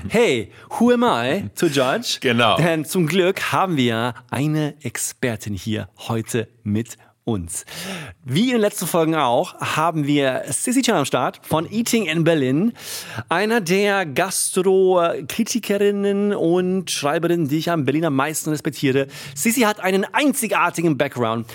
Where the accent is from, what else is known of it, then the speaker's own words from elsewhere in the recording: Sweden; moved away; ich als Schwede